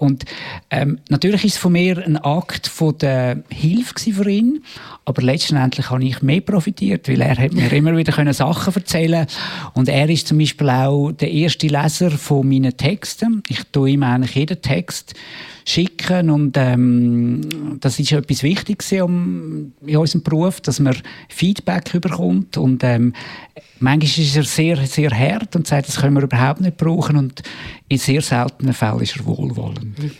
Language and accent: German; Obersiggenthal, Aargau, Switzerland; moved away as an adult; also born or lived in New York, United States; ich bin im Aargau aufgewachsen, in Obersiegenthal